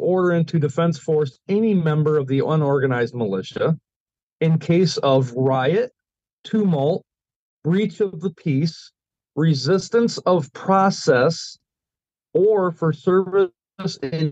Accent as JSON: {"language": "English", "region": "Michigan", "country": "United States", "tie": "born or raised there", "said": "Michigan. This is my home state here"}